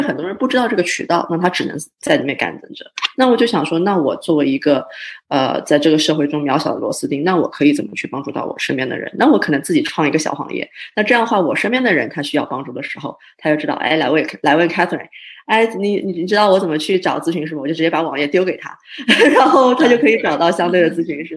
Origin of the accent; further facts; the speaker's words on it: Canada; 我自己是算是比较小的时候在加拿大长大的，然后加拿大算是我的家